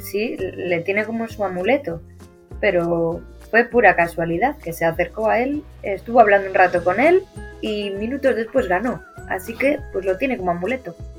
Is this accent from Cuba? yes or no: no; Cantabria, Spain; somos los dos de Cantabria